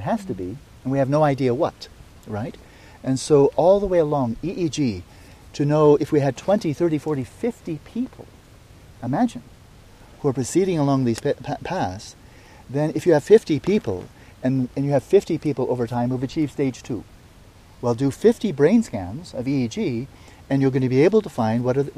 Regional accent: United States; as an American

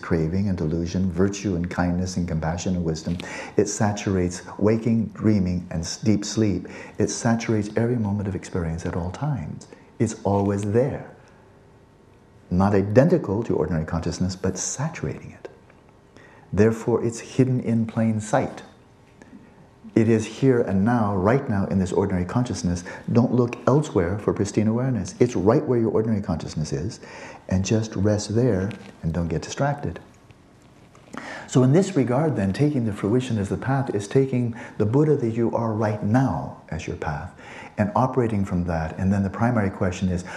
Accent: California, United States; I'm a guy from California

